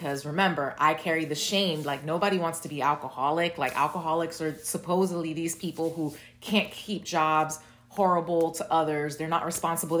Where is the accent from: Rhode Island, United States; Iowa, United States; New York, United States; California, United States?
New York, United States; New York City; I was born and raised in Brooklyn